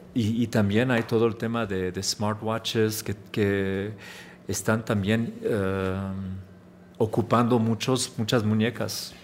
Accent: Chicago, Illinois, United States; Spanish is a second language; yo soy nacido en el ah, the west, west side of Chicago

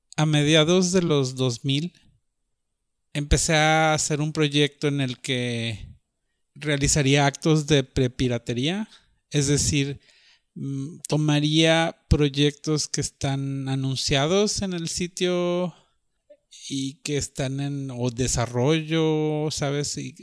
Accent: Monterrey, Nuevo León, Mexico; also born or lived in Guadalajara; crecí en Monterrey en los 80

